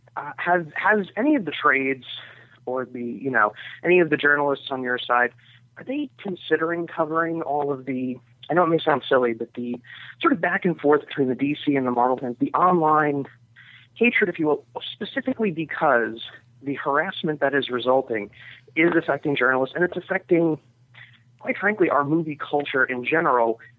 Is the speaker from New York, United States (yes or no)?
yes; New York, United States; I'm from New York.